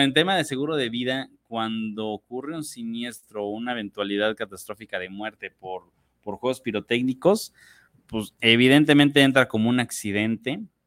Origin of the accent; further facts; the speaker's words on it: Mexico; nosotros como mexicanos